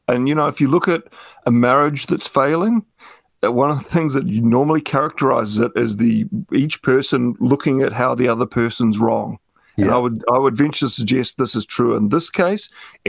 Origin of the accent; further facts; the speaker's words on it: United Kingdom; you know, like culturally I'm British.